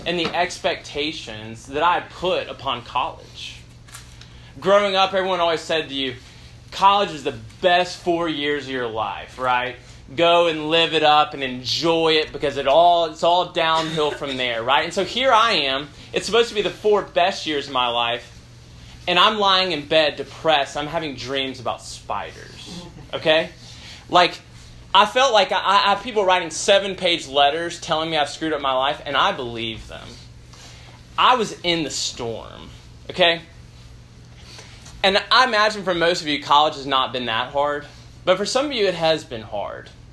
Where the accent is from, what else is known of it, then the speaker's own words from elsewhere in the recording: Memphis, Tennessee, United States; moved away as an adult; I grew up in Memphis, Tennessee, and I was a high-achieving student